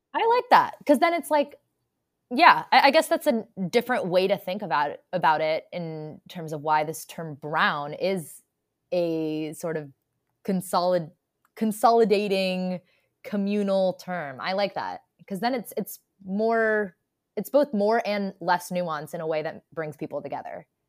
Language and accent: English; United States; I'm an Indian American